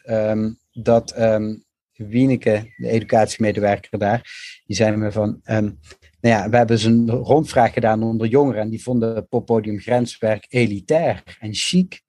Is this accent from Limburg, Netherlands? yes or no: yes; Limburg, Netherlands; moved away; ik ben zelf een Limburgse jongen, ben ook naar de stad gegaan